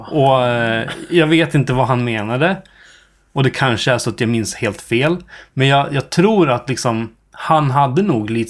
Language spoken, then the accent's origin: Swedish; Dalarna County, Sweden; accent: dalmål; also born or lived in Stockholm; jag har inte tänkt medvetet tanken att jag ska sluta prata dalmål.